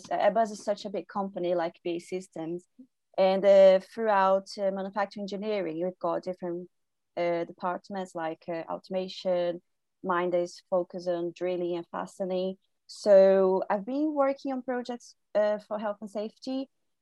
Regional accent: Brazil; moved away as an adult; now in United Kingdom; I'm from Brazil, born and raised. I moved to the UK 3 years ago to do my master's degree

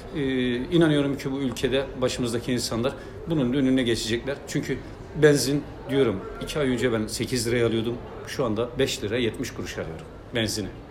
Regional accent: Malatya, Turkey; also born or lived in Kadıköy, Istanbul; now in Istanbul, Turkey; ben Malatyalıyım. Benim memleketimin e, en büyük gelir kaynağı tütüncülük.

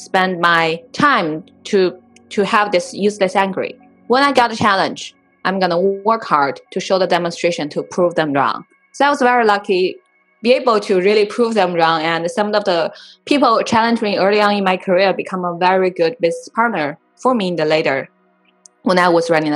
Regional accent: Inner Mongolia, China; moved away as an adult; now in United States; I was born and raised in Inner Mongolia

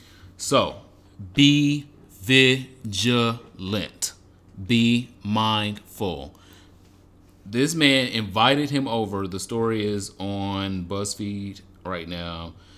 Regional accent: Michigan, United States; born or raised there

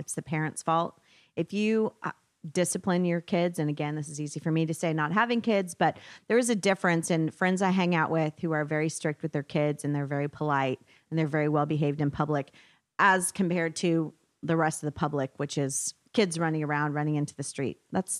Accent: Oklahoma, United States; moved away; I'm from Oklahoma originally.

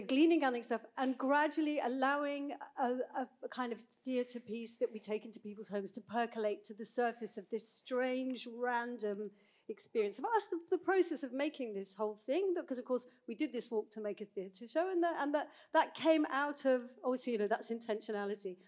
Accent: United Kingdom; now in Bergen, Norway; as a British person

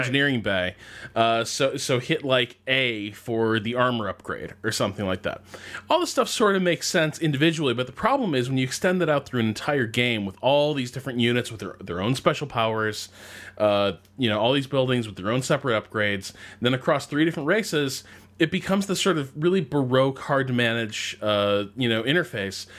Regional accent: United States; being an American

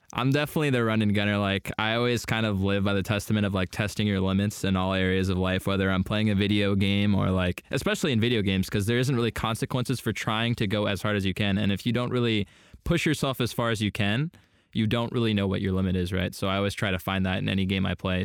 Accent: Poway, California, United States; also born or lived in Canada / Washington; moved to Southern California and lived in, um, Sa-, the San Diego area, Poway, to be more specific, until, like, eighteen

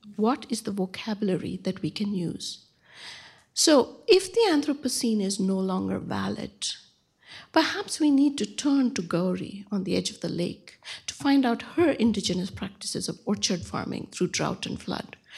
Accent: Bangalore, Karnataka, India; moved away; my hometown of Bangalore

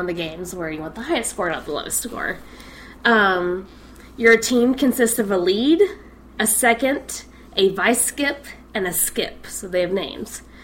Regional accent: Scotland, United Kingdom; my home country, Scotland.

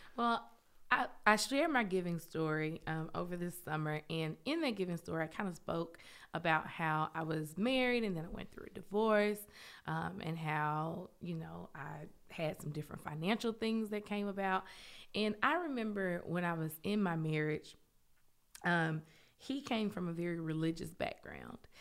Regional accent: Memphis, Tennessee, United States; moved away as an adult; also born or lived in Knoxville, Tennessee; now in Oak Ridge, United States; I'm from Memphis

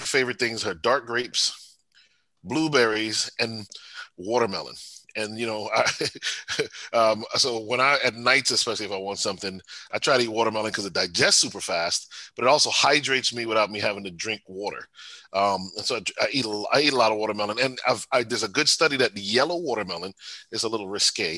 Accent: Bloomfield, Connecticut, United States; Bloomfield is my home was my hometown

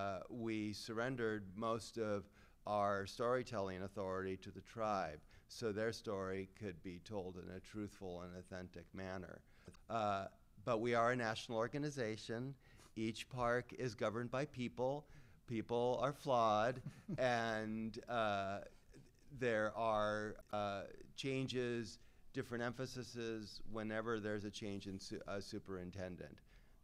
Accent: Washington, United States; my home state of Washington

